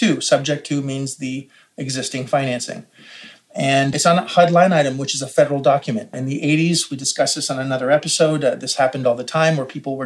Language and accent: English; Canada; as a Canadian